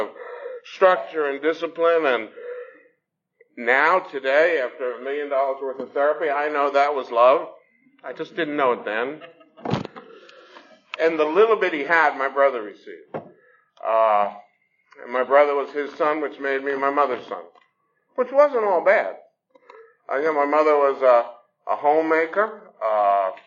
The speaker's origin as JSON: {"language": "English", "town": "Newark", "region": "New Jersey", "country": "United States", "tie": "born or raised there", "moved": "yes", "lives_now": "Atlanta, United States", "said": "I was born in the city of Newark, New Jersey"}